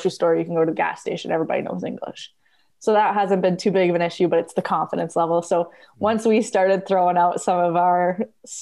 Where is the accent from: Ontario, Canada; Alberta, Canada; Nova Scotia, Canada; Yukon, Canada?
Alberta, Canada; Red Deer; I come from Canada